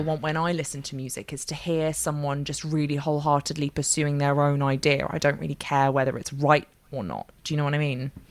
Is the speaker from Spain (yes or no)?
no; London, United Kingdom; moved away as an adult; now in Bath, United Kingdom; I'm from London, but I now live in Bath. I moved down here about three and a half years ago